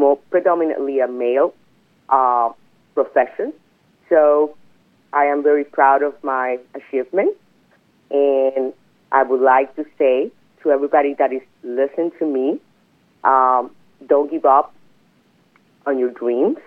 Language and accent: English; Hatillo, Puerto Rico; I was born and raised in Puerto Rico in a small town called Atillo